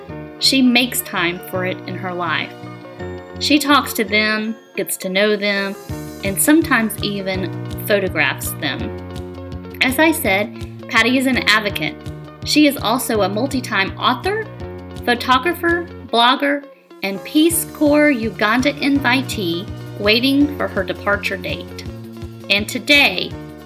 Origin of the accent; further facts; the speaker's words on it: Atlanta, Georgia, United States; Atlanta's just incredible. I love it. I'm a native.